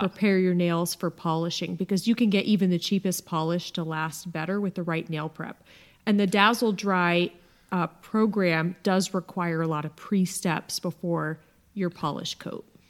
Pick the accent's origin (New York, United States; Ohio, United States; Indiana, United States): Ohio, United States; Akron; also born or lived in California; now in Dallas, United States; my hometown of Akron